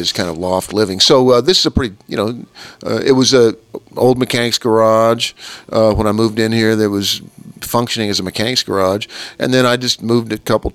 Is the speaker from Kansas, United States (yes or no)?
yes; Kansas, United States; I grew up in Kansas